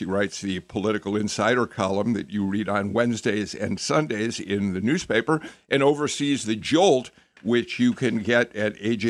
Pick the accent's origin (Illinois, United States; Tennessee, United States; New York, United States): Illinois, United States; Chicago; now in Georgia, United States; my hometown of Chicago